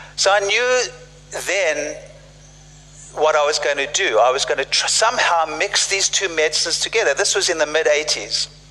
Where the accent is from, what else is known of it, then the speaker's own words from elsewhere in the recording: South Africa; moved away; I grew up in South Africa uh, during apartheid